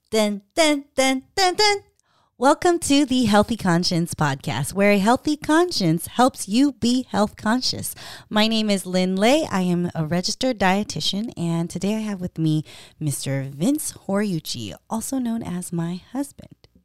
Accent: Stockton, California, United States; moved away; I'm from Stockton

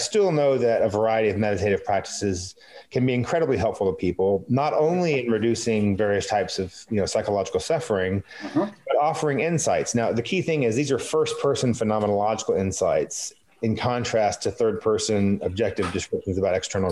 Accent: Texas, United States; I'm from Texas

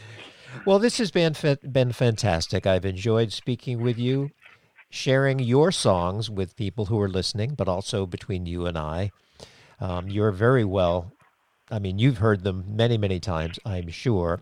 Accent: Cape Cod, Massachusetts, United States; moved away as an adult; I grew up on Cape Cod

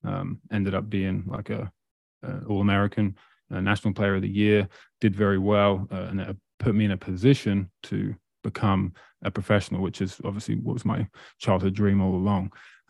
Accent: Great Yarmouth, East of England, United Kingdom; now in Nova Scotia, Canada; Not quite. I'm actually from Great Yarmouth in England, but I live in Nova Scotia right now.

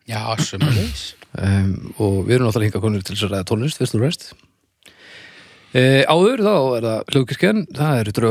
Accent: Canada; Ég er frá Kanada

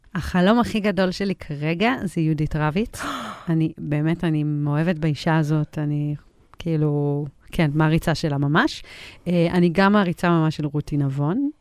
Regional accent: Israel; also born or lived in United States; נולדתי בארצות הברית, ועברתי לארץ בגיל שלוש

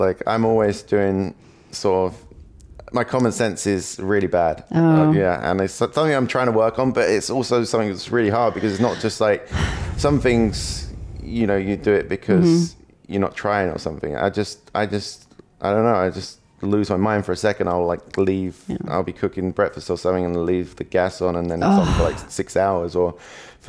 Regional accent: England, United Kingdom; first language English; being English

